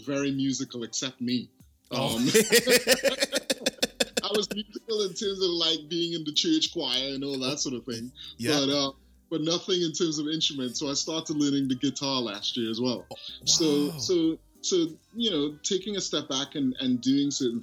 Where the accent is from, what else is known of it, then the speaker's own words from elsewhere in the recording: Trinidad & Tobago; moved away as an adult; also born or lived in London, United Kingdom; now in Canada; I grew up in Trinidad and went to London later on in life in terms of university, met my wife there